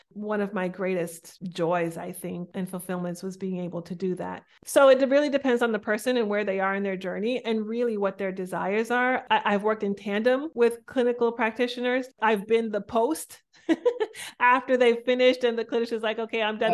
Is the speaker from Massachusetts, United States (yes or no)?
yes; Boston, Massachusetts, United States; I'm from Boston. I was raised by very deeply cultural Jamaican parents who immigrated to Boston.